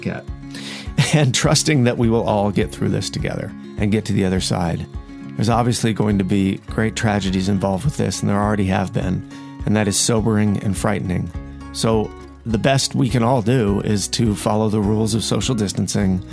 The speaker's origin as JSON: {"language": "English", "country": "France", "moved": "yes", "said": "to come from France"}